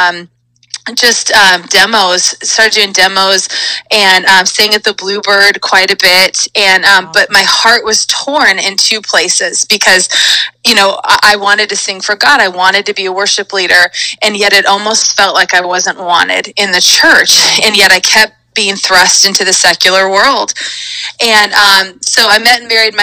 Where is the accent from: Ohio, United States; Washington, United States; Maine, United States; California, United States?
California, United States; Auburn; I grew up actually in Northern California